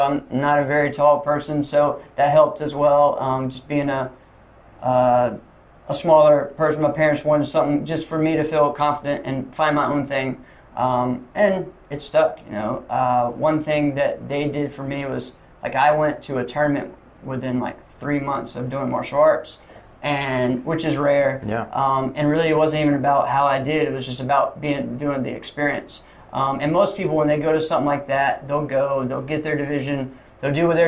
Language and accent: English; Lynchburg, Virginia, United States; also born or lived in Rustburg, Virginia; I was born here in Lynchburg